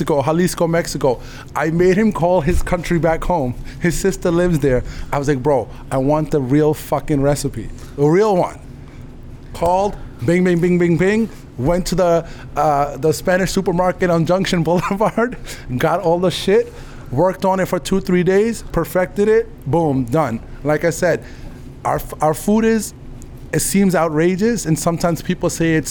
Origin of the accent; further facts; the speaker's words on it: India; moved away; also born or lived in Queens, New York; I'm from India